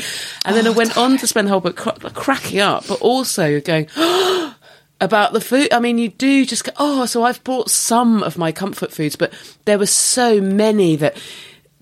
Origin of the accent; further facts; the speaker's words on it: Dorset, South West England, United Kingdom; I grew up in Dorset